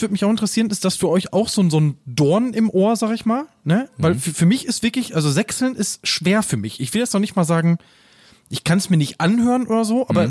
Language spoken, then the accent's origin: German; Essen, North Rhine-Westphalia, Germany; accent: Ruhrpott; Das ist übrigens mein Geburtsort